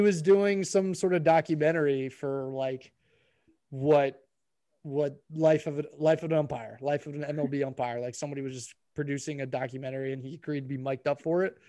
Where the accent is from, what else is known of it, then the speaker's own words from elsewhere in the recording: Baltimore, Maryland, United States; we're from Baltimore